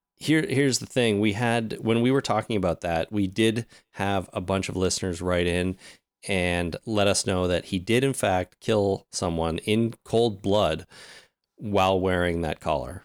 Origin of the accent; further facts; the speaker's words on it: Canada; Us being Canadian